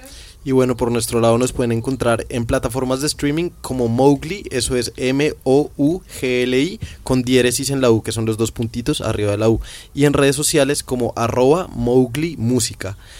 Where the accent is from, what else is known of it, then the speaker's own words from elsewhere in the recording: Bogotá, Colombia; nosotros somos de Bogotá, de una ciudad grande